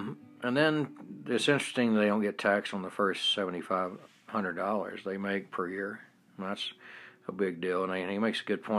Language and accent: English; Denmark; And for growing up in Denmark, I find the way we do it better.